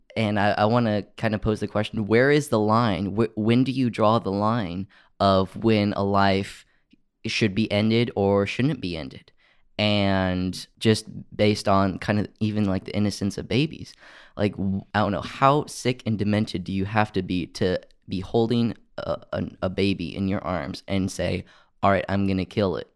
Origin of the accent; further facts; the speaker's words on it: United States; us as American citizens